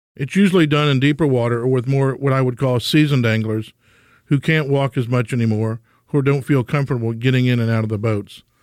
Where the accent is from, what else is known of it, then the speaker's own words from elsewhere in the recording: Southeast Texas, United States; growing up in Southeast Texas